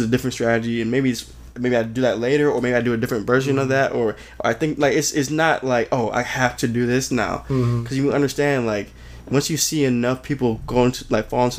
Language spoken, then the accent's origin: English; Farmington Hills, Michigan, United States; also born or lived in Detroit; I was born in Detroit. My brother and sister, they were born in Farmington Hills. We ended up moving out here, and you know, I grew up most of my life in Farmington Hills